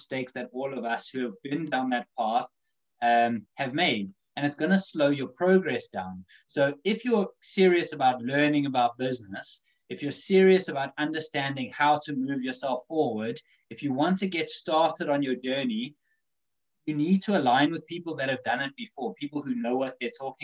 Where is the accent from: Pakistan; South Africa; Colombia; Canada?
South Africa; now in United Kingdom; growing up in Africa